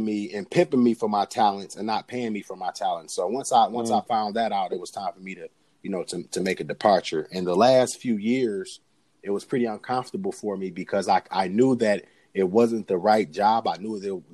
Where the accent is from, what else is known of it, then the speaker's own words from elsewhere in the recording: Detroit, Michigan, United States; now in Lansing, United States; I am originally from Detroit, Michigan. I live in Lansing, Michigan currently